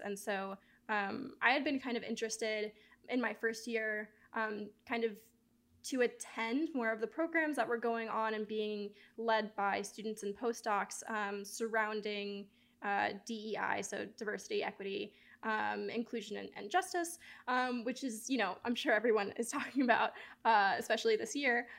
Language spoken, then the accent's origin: English; Miami, Florida, United States; I grew up right outside of the Everglades in Miami